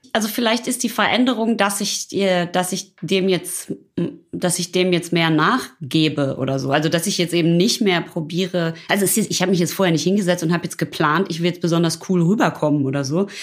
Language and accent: German; Ruhr area, North Rhine-Westphalia, Germany; ich komme aus dem Ruhrpott